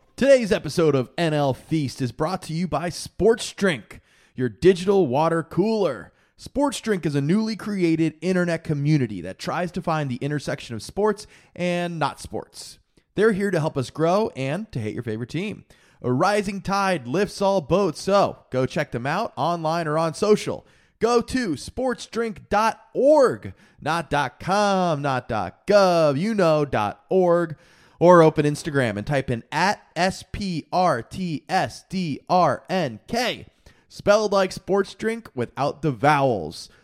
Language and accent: English; Florida, United States; we're from Florida